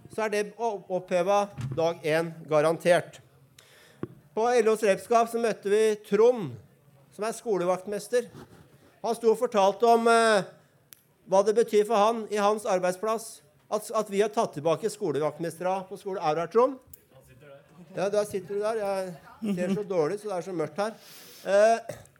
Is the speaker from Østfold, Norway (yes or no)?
no; Oslo, Norway; jeg er fra Bøler, så jeg har eh, et uh, vulgært språk